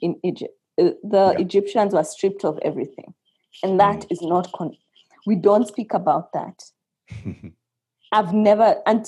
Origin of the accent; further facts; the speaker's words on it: Kenya; for us in Kenya